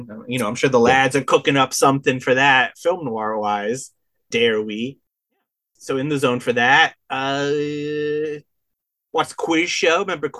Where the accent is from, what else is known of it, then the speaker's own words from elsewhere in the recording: Cornwall, Connecticut, United States; I come from small town Connecticut, 2,000 people